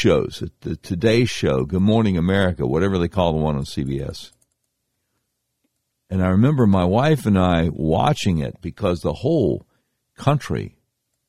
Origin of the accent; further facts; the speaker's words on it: Charlotte, North Carolina, United States; I used to do talk radio for a little while in my hometown of Charlotte, North Carolina